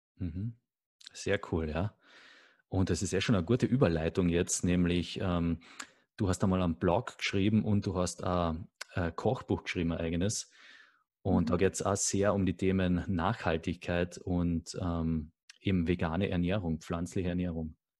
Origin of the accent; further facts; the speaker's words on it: Carinthia, Austria; Also ich bin selber auch am Land aufgewachsen, in einem sehr kleinen Dorf in Kärnten.